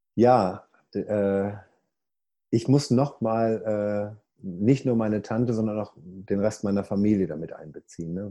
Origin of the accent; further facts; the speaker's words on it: Ruhr area, North Rhine-Westphalia, Germany; moved away as an adult; now in United States; ich komme ja aus dem Ruhrpott, deswegen rede ich manchmal so